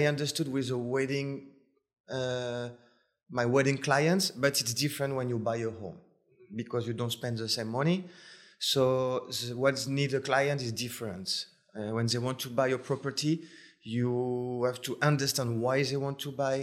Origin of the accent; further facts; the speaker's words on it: suburban Paris, Île-de-France, France; English is a second language; moved away as an adult; now in Cabo San Lucas, Mexico; I come from France. I was living in suburban Paris for about 19 years. And then I moved to Paris for about 10 years. And when I was 28, I came to Cabo.